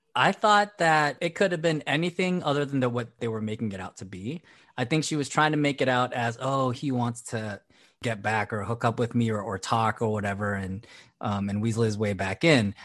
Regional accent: Philippines; as a Filipino, coming from a very religious upbringing

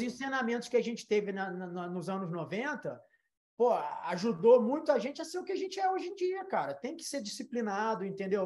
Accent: Brazil; now in United States; a gente volta para o Brasil

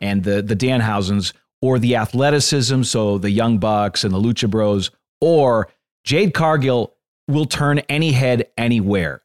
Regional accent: Northeast, United States; I grew up in the Northeast

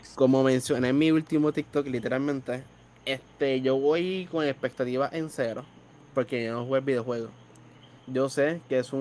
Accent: Bayamón, Puerto Rico; Yo soy de Bayamón. Exactamente vivo en Bayamón por completo

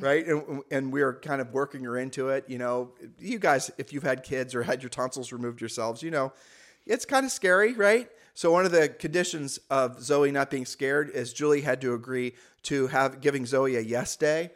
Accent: Ohio, United States; moved away; we're from Ohio

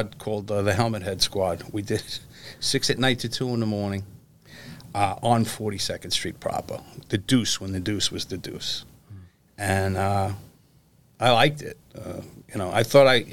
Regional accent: New York City, New York, United States; I'm a city kid born and raised in New York. Was born in Queens, on the Queens-Brooklyn border

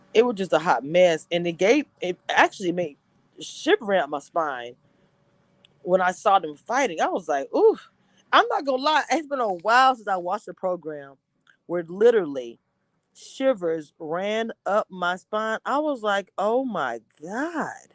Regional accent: Louisiana, United States; also born or lived in Texas; I'm from Louisiana

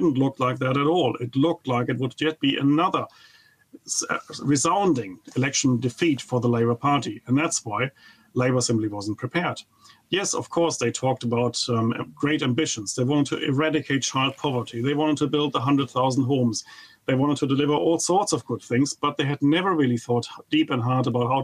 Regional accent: Germany; English is a second language; moved away as an adult; now in New Zealand; I come from Germany, and of course you could never tell from my accent

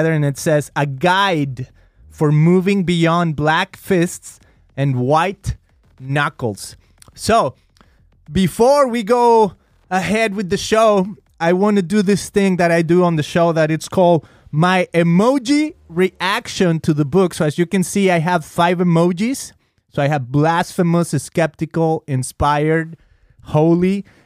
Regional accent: Mexico; moved away as an adult; now in United States; I'm a Mexican guy. I grew up in Mexico 24 years of my life. Then I came to the U.S.

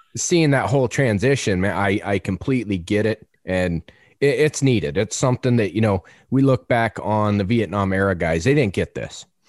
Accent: Arizona, United States; now in Front Royal, Virginia, United States; I grew up out west in Arizona

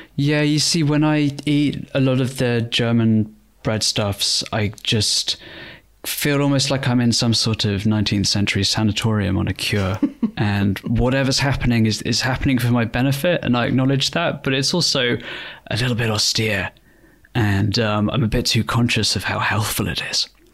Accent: Bristol, South West England, United Kingdom; my hometown, Bristol

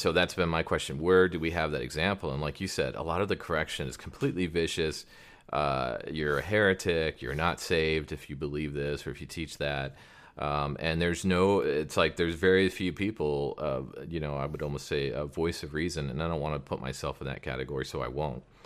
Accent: Prescott Valley, Arizona, United States; I was raised in Prescott Valley, Arizona.

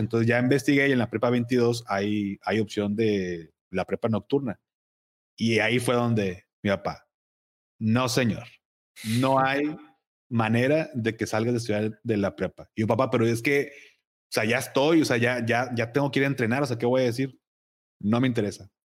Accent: Monterrey, Nuevo León, Mexico; also born or lived in Navojoa, Sonora; yo nací aquí en Monterrey, pero muy chiquito nos fuimos a Navojoa por el trabajo de mi papá

